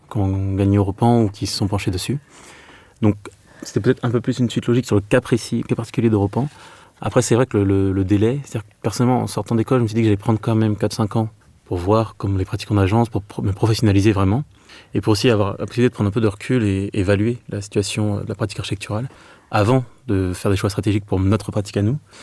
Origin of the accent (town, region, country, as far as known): Meaux, Île-de-France, France; born or raised there; moved away; also born or lived in Clermont-Ferrand